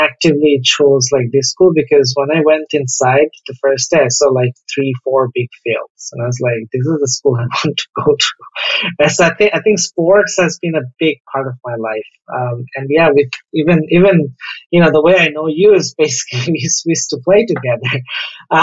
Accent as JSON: {"language": "English", "town": "Dhaka", "region": "Dhaka Division", "country": "Bangladesh", "tie": "born or raised there", "said": "For a very early age, I grew up in Mirpur."}